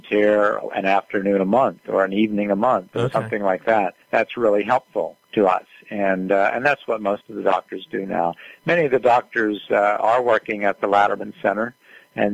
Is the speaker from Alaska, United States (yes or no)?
no; West Newton, Pennsylvania, United States; I grew up in West Newton.